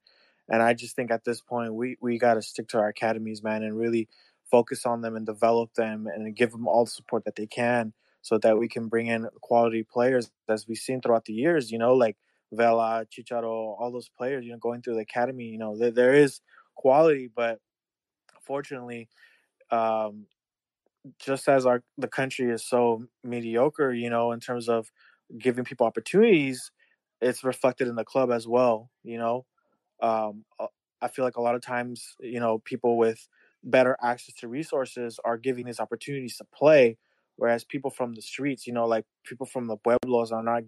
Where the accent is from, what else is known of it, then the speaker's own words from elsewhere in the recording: Bay Area, California, United States; I'm from the Bay Area.